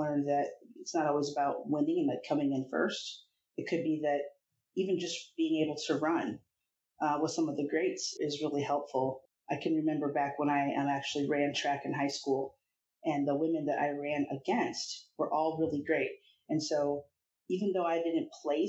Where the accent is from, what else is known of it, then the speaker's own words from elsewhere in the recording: Iowa, United States; I grew up in Iowa and I'm very multicultural